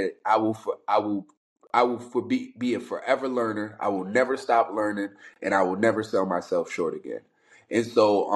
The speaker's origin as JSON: {"language": "English", "town": "Albany", "region": "New York", "country": "United States", "tie": "born or raised there", "said": "I'm a kid from New York City. I was born in Manhattan, split time between the Bronx and Harlem. When I was around 8 years, 9 years old, my father passed away, which then led my mother to say she wanted to leave New York City. So we migrated back up north, Albany, New York"}